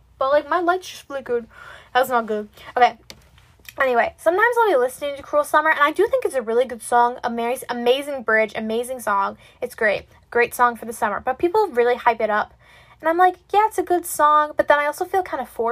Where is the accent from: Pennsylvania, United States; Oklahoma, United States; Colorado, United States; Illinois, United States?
Pennsylvania, United States; I'm also from Pennsylvania